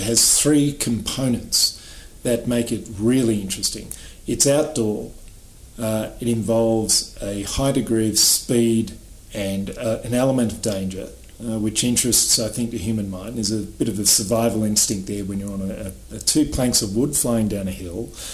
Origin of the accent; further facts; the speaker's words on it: Australia; I was born in Australia, so I grew up around beaches.